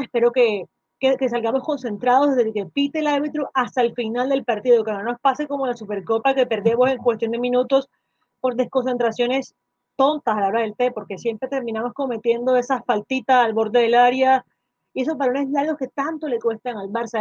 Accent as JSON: {"language": "Spanish", "country": "Colombia", "said": "aquí en mi país"}